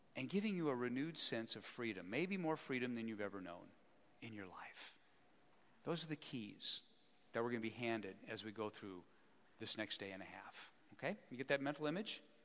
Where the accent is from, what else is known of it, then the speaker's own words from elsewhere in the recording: Wyoming, United States; I'm a small town boy, born and raised in Wyoming